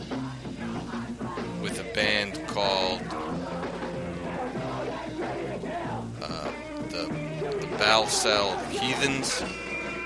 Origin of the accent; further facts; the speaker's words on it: New York, United States; now in Philadelphia, United States; growing up in New York. Growing up in New York, and being part of a punk scene up there